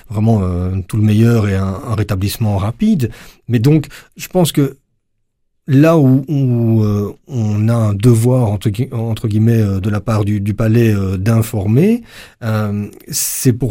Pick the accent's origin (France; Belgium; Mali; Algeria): Belgium; nous on perçoit pas forcément en tant que belge